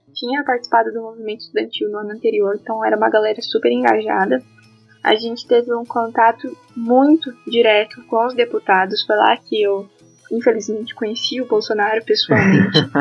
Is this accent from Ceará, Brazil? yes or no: no; Toledo, Paraná, Brazil; moved away as an adult; also born or lived in Curitiba; Eu sou de Toledo, mas por causa da pandemia eu tive que retornar para Toledo, ficar em casa.